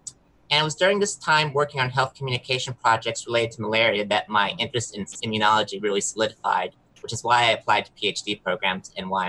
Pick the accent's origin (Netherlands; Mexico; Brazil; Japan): Mexico; southern Mexico; moved away as an adult; also born or lived in Southwest Michigan, United States; now in United States; I'm originally from Southwest Michigan. I grew up in Southern Mexico. I moved myself back to the US for college